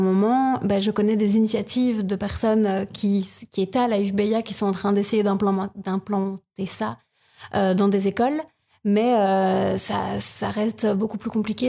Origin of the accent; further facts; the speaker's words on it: Province of Luxembourg, Wallonia, Belgium; moved away as an adult; also born or lived in Louvain-la-Neuve; je viens de la province de Luxembourg